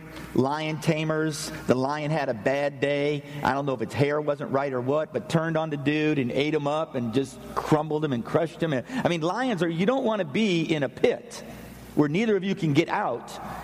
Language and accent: English; Pennsylvania, United States; I'm from the north. I'm from Pennsylvania. We got lots of snow.